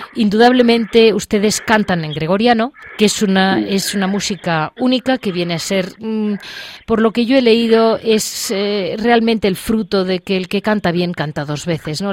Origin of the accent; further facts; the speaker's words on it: Madrid, Community of Madrid, Spain; yo como madrileña